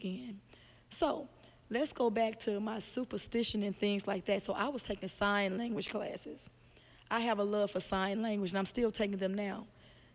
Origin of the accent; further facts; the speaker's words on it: Louisiana, United States; moved away as an adult; now in Memphis, United States; I'm from Louisiana